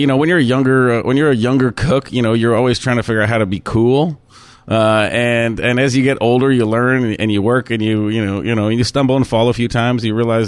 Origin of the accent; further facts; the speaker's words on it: Germany; born there; As you said, I was born in Germany, and I'm not German. I was born there. I spent a few years there.